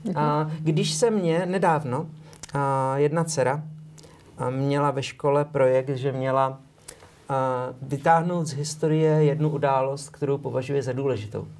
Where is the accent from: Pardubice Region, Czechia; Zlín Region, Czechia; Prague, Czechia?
Prague, Czechia; first language Czech; moved away as an adult; now in Slovakia; v Praze na Žižkově, kam jsem chodil na gymnázium